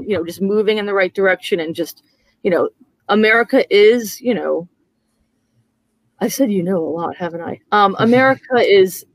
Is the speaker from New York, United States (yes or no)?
yes; New York, United States; moved away as an adult; also born or lived in Madrid, Spain; now in San Antonio, United States; I come from New York